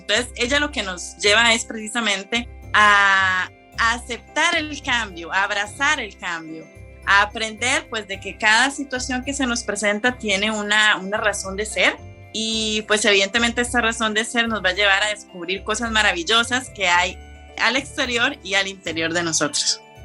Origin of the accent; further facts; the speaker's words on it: Costa Rica; moved away as an adult; now in Switzerland; yo soy costarricense